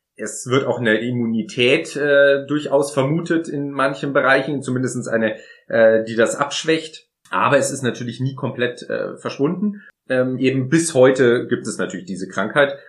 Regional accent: Munich, Bavaria, Germany; in meiner Heimatstadt in München den Marienplatz

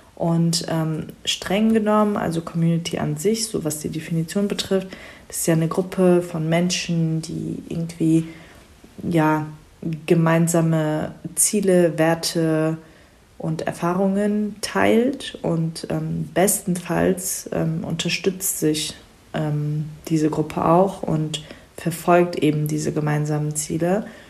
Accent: Germany; also born or lived in Frankfurt; Ich bin Schwester von vier und bin die Einzige, die in Deutschland geboren ist

